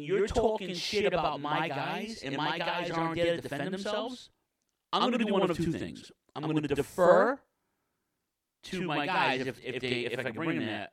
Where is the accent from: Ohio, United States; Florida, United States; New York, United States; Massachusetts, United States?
New York, United States; New York City; in Queens, in my hometown